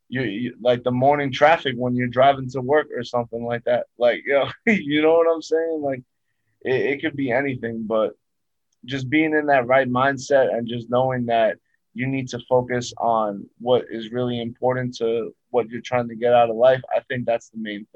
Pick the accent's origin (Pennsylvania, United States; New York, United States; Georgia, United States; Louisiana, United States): New York, United States; New York City; just growing up in Brooklyn, definitely impacted me